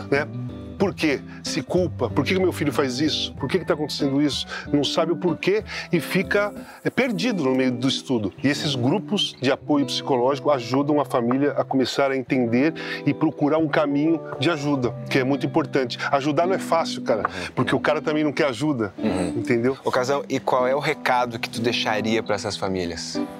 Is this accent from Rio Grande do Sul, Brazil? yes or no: yes; Rio Grande do Sul, Brazil; Eu, então eu sou, eu sou do Rio Grande